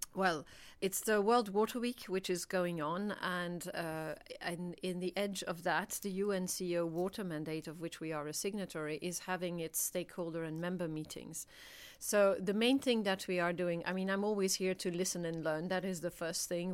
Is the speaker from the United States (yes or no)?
no; Belgium; I'm from Belgium